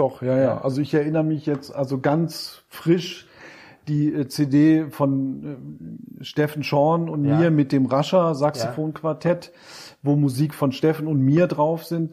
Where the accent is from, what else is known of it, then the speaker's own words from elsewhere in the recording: Wolfsburg, Lower Saxony, Germany; bin ich von Wolfsburg, wo ich herkomme, nach Hamburg getrennt